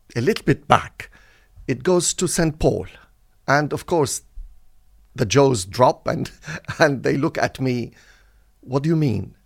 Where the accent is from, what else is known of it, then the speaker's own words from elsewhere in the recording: Latakia, Latakia Governorate, Syria; also born or lived in Beirut, Lebanon; now in United Kingdom; the Presbyterian Church in my hometown in Syria, Latakia, which is a seaport on the Mediterranean Sea